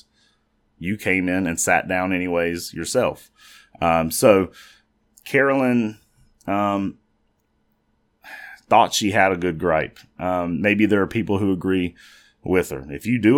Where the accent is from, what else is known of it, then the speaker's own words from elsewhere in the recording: United States; Growing up in the Charlotte, York County area, one of my favorite things to do was every morning listen to the Ace and TJ show based out of Charlotte